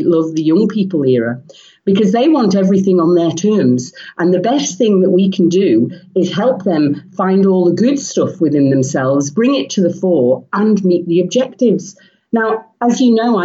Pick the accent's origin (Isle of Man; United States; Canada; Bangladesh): Isle of Man; also born or lived in England; I grew up in the Isle of Man, and I went off to England to do a degree